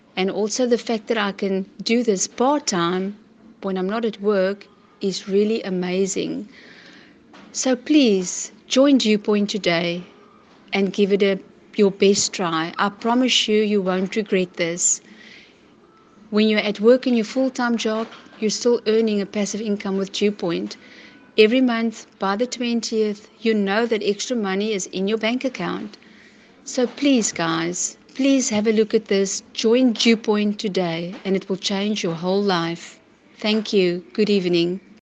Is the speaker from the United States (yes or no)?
no; Port Elizabeth, Eastern Cape, South Africa; I'm from Port Elizabeth in the Eastern Cape.